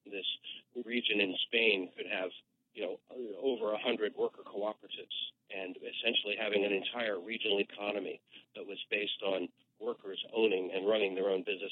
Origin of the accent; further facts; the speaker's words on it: Annapolis, Maryland, United States; moved away as an adult; also born or lived in Washington, D.C.; This was Annapolis, Maryland, just a little bit east of D.C.